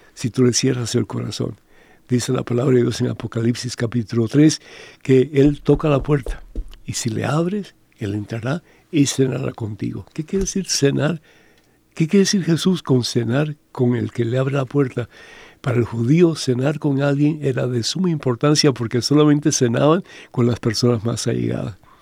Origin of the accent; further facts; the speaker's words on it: Cuba; moved away; en mi país, en Cuba